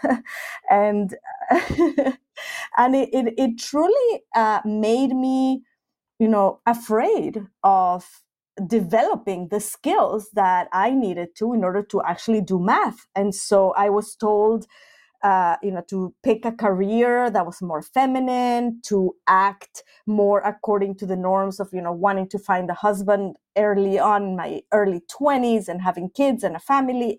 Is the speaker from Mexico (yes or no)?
yes; Mexico City, Mexico; now in Finland; I grew up in Mexico City, and I was part of the Jewish community